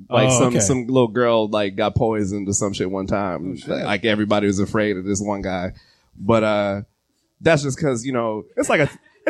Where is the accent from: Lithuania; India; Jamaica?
Jamaica; I'm Jamaican